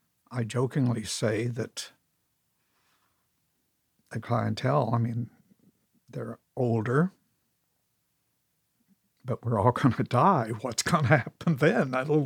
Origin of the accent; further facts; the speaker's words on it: San Francisco, California, United States; I mean, I come from San Francisco in 61 when you could only do drag on Halloween.